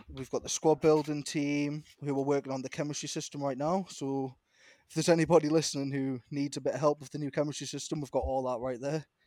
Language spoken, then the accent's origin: English; Newcastle upon Tyne, North East England, United Kingdom; I'm from Newcastle, England